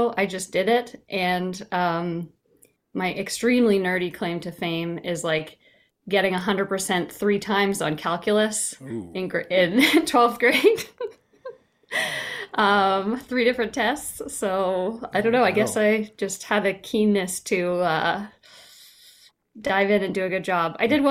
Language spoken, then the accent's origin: English; Ontario, Canada; Okay, so I'm from Canada originally, so I was in Ontario, Canada, small town, English class.